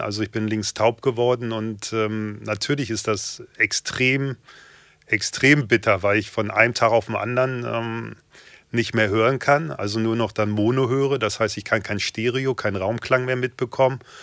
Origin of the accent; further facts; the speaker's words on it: Hanover, Lower Saxony, Germany; Ich bin 44 Jahre jung, gebürtiger Hannoveraner